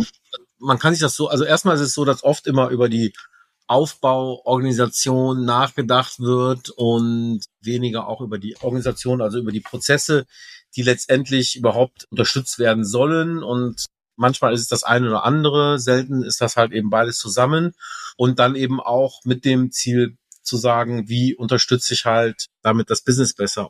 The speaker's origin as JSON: {"language": "German", "region": "Rhineland", "country": "Germany", "said": "ich Rheinländer bin"}